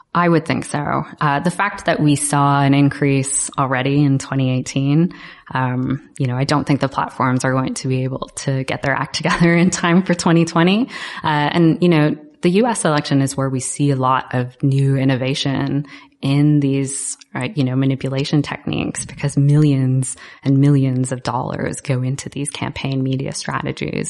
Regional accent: Canada; I'm Canadian myself

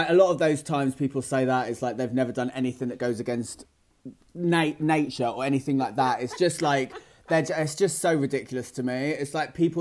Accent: Great Yarmouth, East of England, United Kingdom; moved away as an adult; now in London, United Kingdom; I'm actually from a small town outside of Norwich called Great Yarmouth

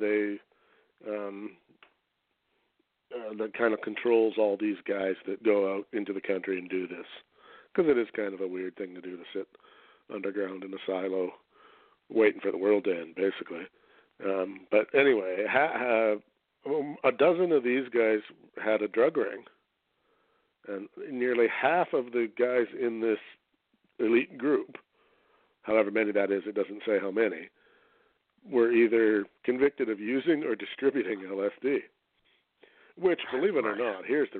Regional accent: Canada; I'm a Canadian

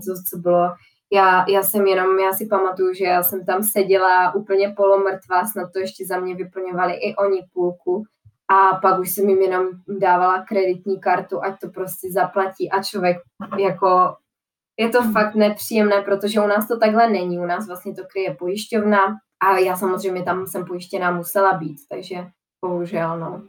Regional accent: Czechia; já jako jediná Češka

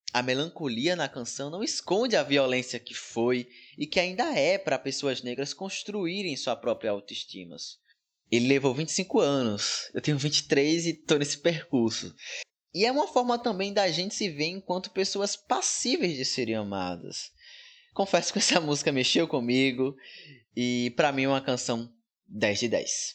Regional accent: Bahia, Brazil; da Bahia. Na minha terra

